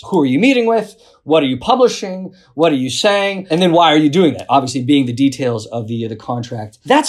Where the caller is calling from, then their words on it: New York, United States; also born or lived in the South; usually based in New York, I'm calling from the South.